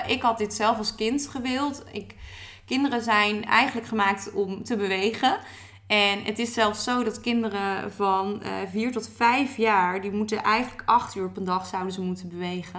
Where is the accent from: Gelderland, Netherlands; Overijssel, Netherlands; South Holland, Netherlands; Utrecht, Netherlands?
Utrecht, Netherlands; Maartensdijk; now in Utrecht, Netherlands; ik woon nu in Utrecht, maar ik kom uit Maartstijk. Maartstijk is echt een klein dorpje, een beetje tussen Utrecht